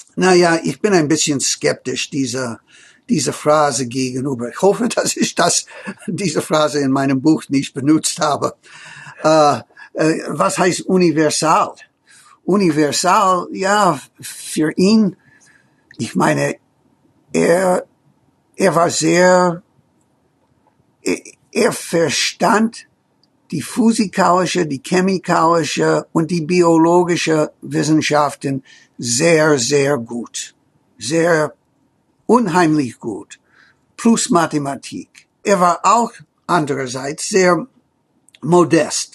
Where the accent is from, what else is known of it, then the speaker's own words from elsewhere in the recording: United States; German is a second language; bei uns in Amerika